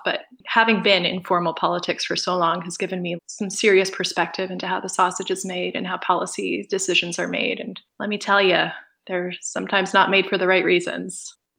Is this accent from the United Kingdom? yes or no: no; Toronto, Ontario, Canada; I'm an artist from Toronto